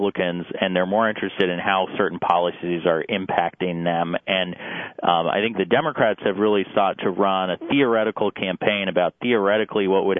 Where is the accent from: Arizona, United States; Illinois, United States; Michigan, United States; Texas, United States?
Arizona, United States; I'm from Arizona.